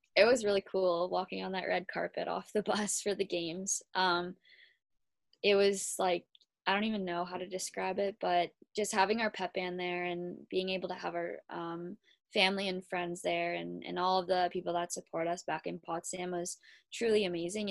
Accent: Kitchener, Ontario, Canada; I am from Kitchener, Ontario.

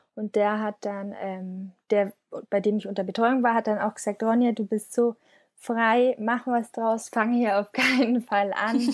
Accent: Schongau, Bavaria, Germany; moved away as an adult; now in Munich, Germany; ich komme aus einem Dorf nähe München, Aha. eine Stunde südlich. Das ist äh, 12.000 Einwohner und genau, bin dort aufgewachsen

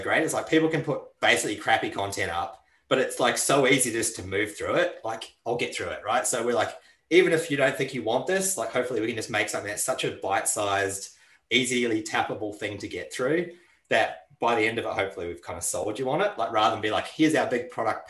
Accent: New Zealand; now in Australia; When I grew up in New Zealand

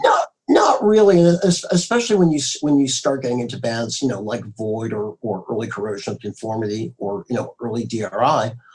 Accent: Marblehead, Massachusetts, United States; now in Southern California, United States; growing up in the Boston area

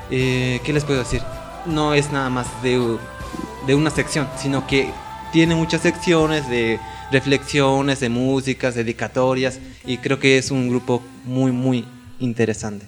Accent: Oaxaca, Mexico; now in Mexico City, Mexico; yo crecí en el estado de Oaxaca, actualmente vivo en Azcapotzalco, en la Ciudad de México.

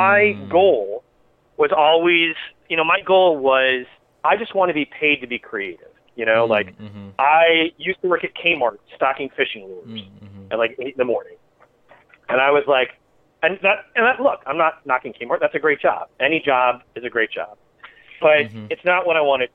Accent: Ann Arbor, Michigan, United States; moved away; I'm from Michigan, from Ann Arbor

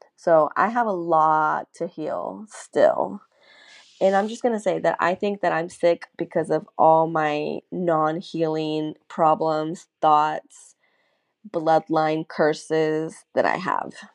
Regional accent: North Augusta, South Carolina, United States

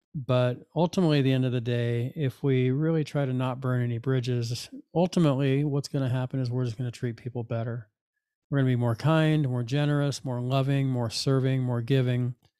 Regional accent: Fullerton, California, United States; the life of an eighteen-year-old when I was graduating from Fullerton High School

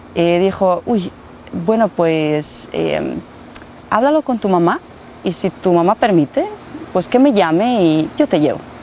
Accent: Mostar, Federation of Bosnia and Herzegovina, Bosnia & Herzegovina; Spanish is a second language; now in Medjugorje, Bosnia and Herzegovina; nací en Mostar, eh, que está muy cerca de Medjugorje.

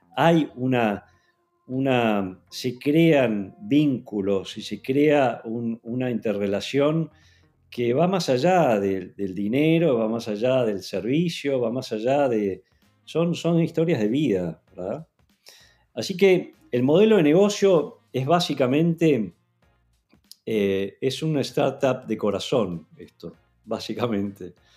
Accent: Argentina; siendo argentino

